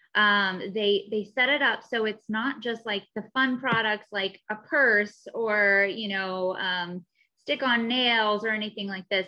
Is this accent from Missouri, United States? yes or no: yes; Missouri, United States; now in Southern California, United States; I'm also from Missouri originally.